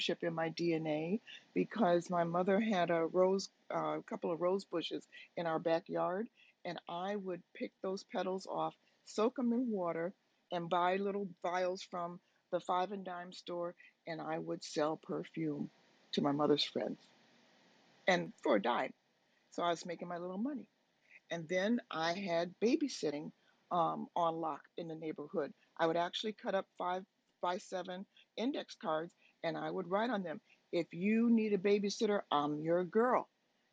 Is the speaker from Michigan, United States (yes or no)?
yes; Detroit, Michigan, United States; I'm from Detroit, Michigan. And, you know, when I grew up there, and I tell people, you know, I grew up in Detroit